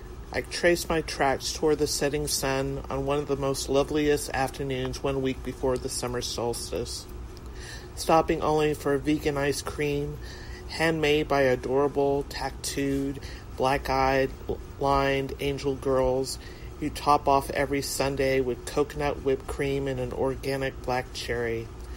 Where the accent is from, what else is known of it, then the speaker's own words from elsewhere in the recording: New York City, New York, United States; I'm from New York City.